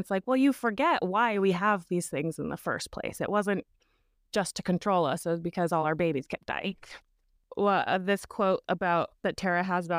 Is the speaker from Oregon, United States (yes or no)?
no; Idaho, United States; I grew up in one in Idaho, so also kind of a culty place.